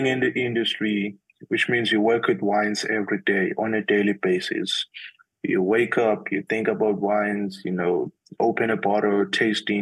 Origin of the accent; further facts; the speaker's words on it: Bulawayo, Zimbabwe; moved away as an adult; now in Johannesburg, South Africa; I come from Zimbabwe in Bulawayo, yes. That's where I was born